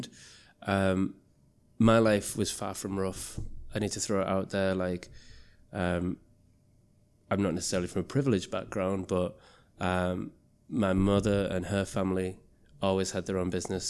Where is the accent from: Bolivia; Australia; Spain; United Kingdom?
United Kingdom; Middlesbrough, North East England; moved away; also born or lived in Leeds; I was growing up in Middlesbrough